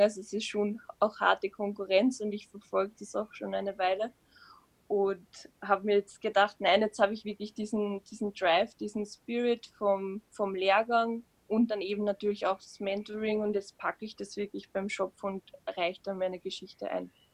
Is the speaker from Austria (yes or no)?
yes; Upper Austria, Austria; moved away as an adult; now in Vienna, Austria; Ich komme aus Österreich, genauer gesagt aus Oberösterreich und lebe jetzt seit zwei Jahren